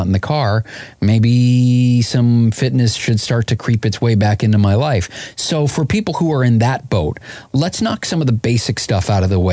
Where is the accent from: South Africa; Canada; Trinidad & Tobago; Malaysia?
Canada; I'm Canadian